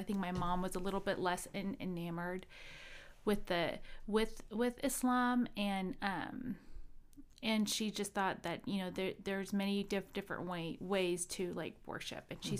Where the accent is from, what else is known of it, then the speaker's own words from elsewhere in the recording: Midwest, United States; So I went to high school here in the Midwest, and I grew up in the Midwest.